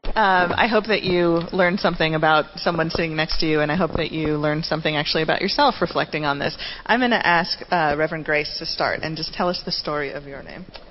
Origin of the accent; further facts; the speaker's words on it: Cebu City, Central Visayas, Philippines; I was born in Cebu City in the Philippines